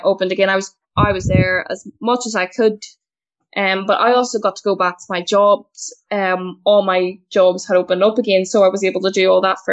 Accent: Belfast, Northern Ireland, United Kingdom; I'm from Belfast in the north of Ireland

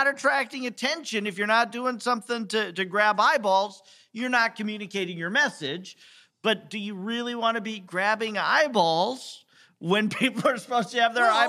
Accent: South Dakota, United States; I grew up in South Dakota

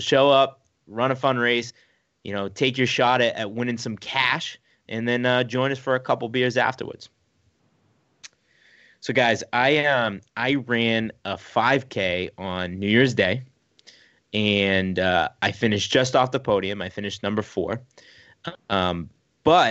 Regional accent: Boston, Massachusetts, United States; We're all from Boston

